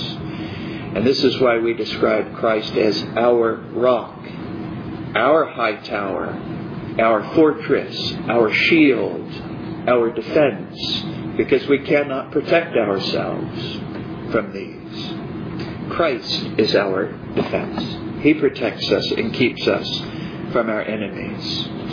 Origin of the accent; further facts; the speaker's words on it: United States; Growing up in America